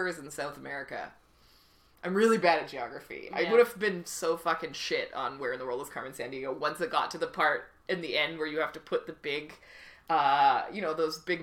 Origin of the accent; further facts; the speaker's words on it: Delta, British Columbia, Canada; I grew up in North Delta